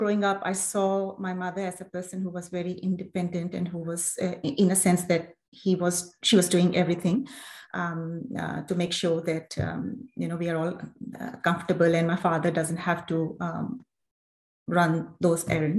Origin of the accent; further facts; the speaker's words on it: Islamabad, Islamabad Capital Territory, Pakistan; moved away as an adult; now in Australia; I'm originally from Pakistan. I was brought up in Islamabad, and Islamabad is the capital city, and it's my hometown. I spent the first 25 years of my life in Islamabad.